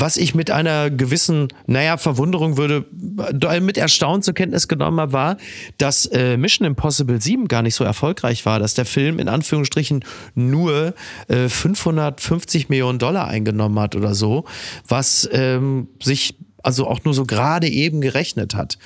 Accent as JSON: {"language": "German", "region": "North Rhine-Westphalia", "country": "Germany", "tie": "born or raised there", "said": "mein Geburtsland äh, Nordrhein-Westfalen"}